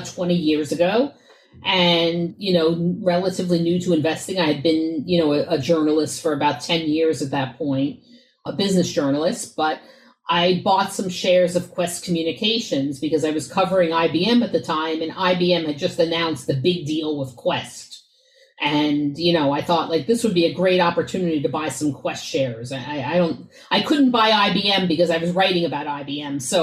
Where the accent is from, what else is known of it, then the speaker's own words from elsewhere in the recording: New York, United States; I grew up in New York in the 80s